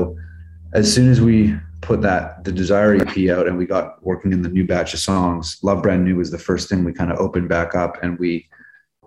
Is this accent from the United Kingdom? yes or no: no; Vancouver, British Columbia, Canada; now in Los Angeles, United States; growing up in Vancouver, you kind of, you know, my dad's from Scotland.